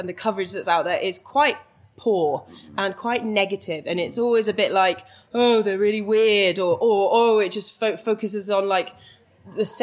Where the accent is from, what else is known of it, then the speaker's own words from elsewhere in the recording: Welsh, Wales, United Kingdom; now in London, United Kingdom; I'm Welsh and spend a lot of time in Wales as well.